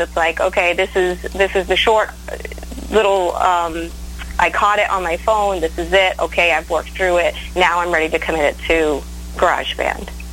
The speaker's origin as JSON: {"language": "English", "region": "Maine", "country": "United States", "also_born_or_lived": "Nashville", "moved": "yes", "said": "I'm from Maine. I don't know if you knew that about me, but I'm from Maine. I'm from the easternmost point in the United States"}